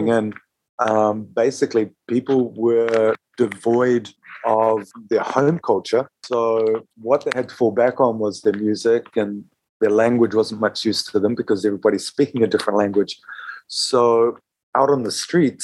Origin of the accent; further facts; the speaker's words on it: Bay of Plenty, New Zealand; moved away as an adult; also born or lived in Wellington, New Zealand; now in Buenos Aires, Argentina; I'm from the Bay of Plenty, North Island of New Zealand.